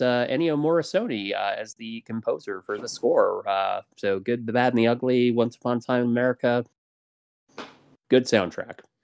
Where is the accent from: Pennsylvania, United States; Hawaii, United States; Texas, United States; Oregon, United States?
Oregon, United States; Portland; moved away; I'm originally from Portland